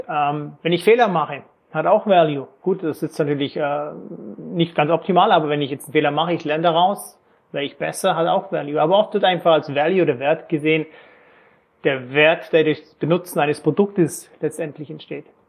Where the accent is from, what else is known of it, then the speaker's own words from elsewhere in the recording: Lake Constance area, Germany; moved away as an adult; also born or lived in Frankfurt / Erlangen / England / New York; Ich komme ursprünglich ähm, aus Deutschland, Bodensee-Ecke